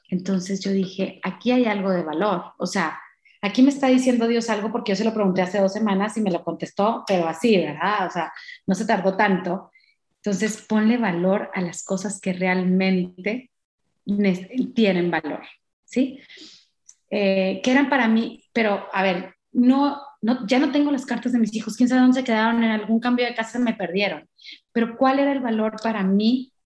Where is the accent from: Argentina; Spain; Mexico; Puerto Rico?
Mexico; nosotros como mexicanos o latinos